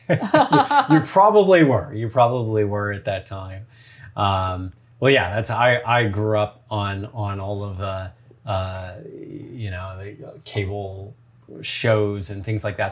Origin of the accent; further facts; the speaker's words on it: United States; also born or lived in Santa Monica / San Francisco; growing up in the States